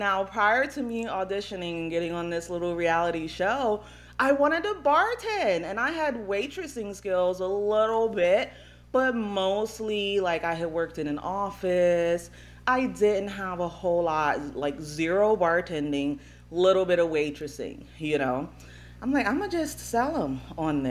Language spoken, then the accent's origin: English; Upper East Coast, PA, Pennsylvania, United States; From the Upper East Coast, PA.